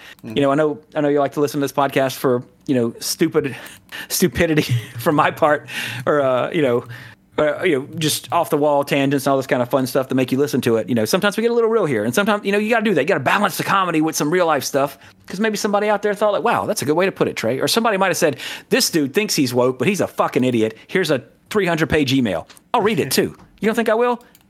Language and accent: English; the South, United States; you know, we're from the South, Jesse. And of course, you know, we don't talk like this